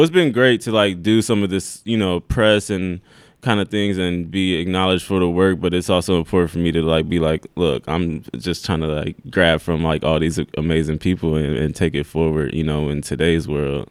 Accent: Omaha, Nebraska, United States; moved away as an adult; also born or lived in Iowa; I was born in Omaha

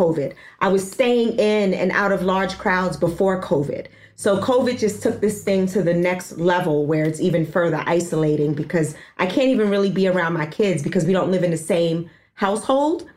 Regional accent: New York City, New York, United States; I was born and raised in Harlem

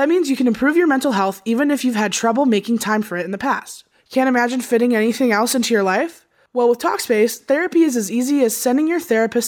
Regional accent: Chicago, Illinois, United States; I'm from Chicago.

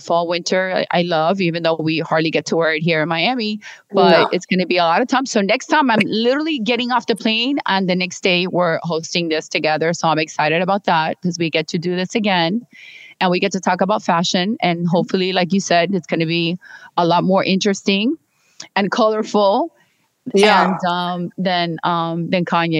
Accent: England, United Kingdom; To sorry, I'm English. Even though I went to school here.

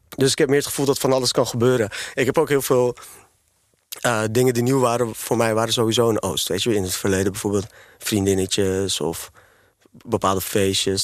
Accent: Amsterdam, North Holland, Netherlands; Ik ben opgegroeid voornamelijk in Amsterdam-West

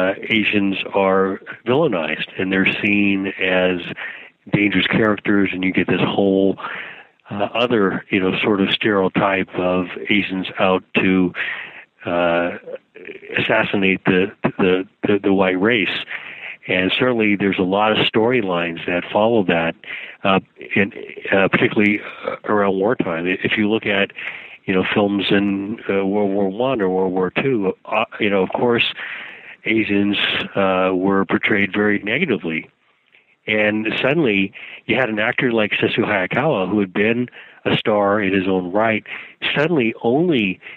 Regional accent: Sacramento, California, United States; I was a young teenager growing up in Sacramento

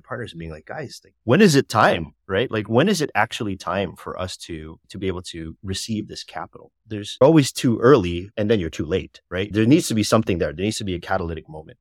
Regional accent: Canada; moved away as an adult; also born or lived in United States; now in Philippines; Even though ethnically I'm Filipino and my parents are Filipino, I actually grew up in Canada

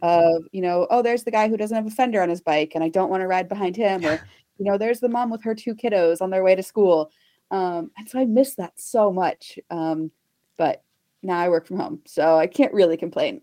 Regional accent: Texas, United States; I grew up in Texas

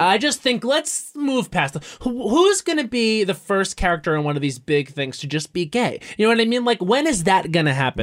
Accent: Long Island, New York, United States; I grew up on Long Island

